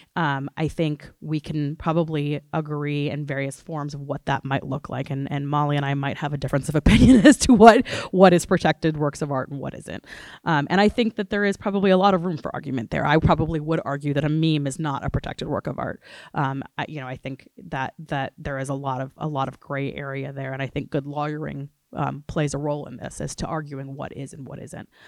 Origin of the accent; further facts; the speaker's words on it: Gainesville, Florida, United States; now in New Orleans, United States; I am originally from Gainesville, Florida before I moved to New Orleans